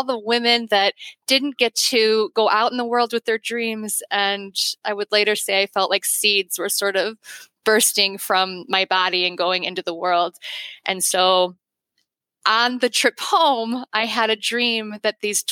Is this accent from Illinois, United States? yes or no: yes; Chicago, Illinois, United States; I'm from the Chicago area